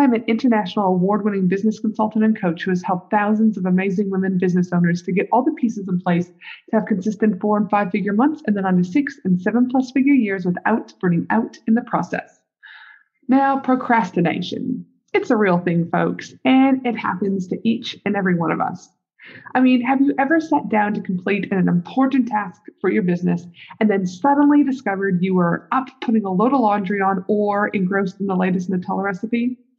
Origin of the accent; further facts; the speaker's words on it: Canada; now in United States; I get a little bit lonely being a Canadian over here, but I've also lived in the US for a quarter of my life.